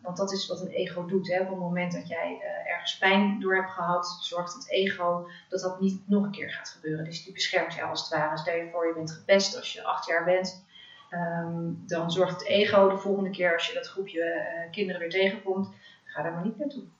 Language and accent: Dutch; Netherlands; also born or lived in Africa / The Hague; Ik ben eh, opgegroeid in Afrika, de eerste zes jaar van mijn leven. Daarna ben ik weer teruggekomen in Nederland.